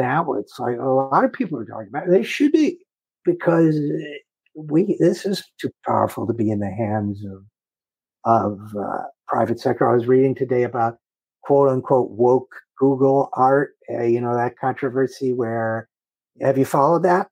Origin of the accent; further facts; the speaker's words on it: Utica, New York, United States; moved away; my hometown of Utica, New York, going there, hadn't been there in 40 years